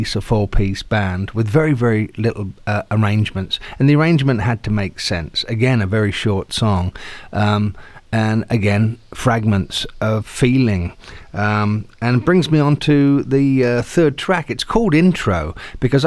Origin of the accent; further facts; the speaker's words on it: Southampton, South East England, United Kingdom; I'm an Englishman from Southampton